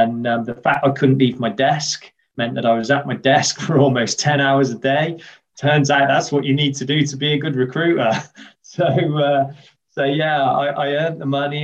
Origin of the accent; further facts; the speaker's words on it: West Midlands, United Kingdom; also born or lived in Worcester / Birmingham; I grew up here in the Midlands, the industrial heartlands of the UK.